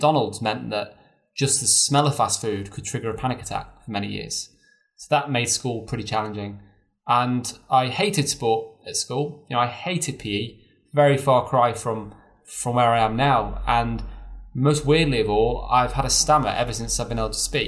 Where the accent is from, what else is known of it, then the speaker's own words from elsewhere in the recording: near Chester, North West England, United Kingdom; I was brought up near Chester.